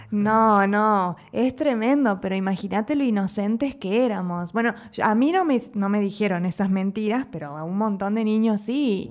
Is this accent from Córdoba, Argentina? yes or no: no; Entre Ríos, Argentina; moved away as an adult; now in Mexico; en Argentina, al menos en Entre Ríos, de donde soy yo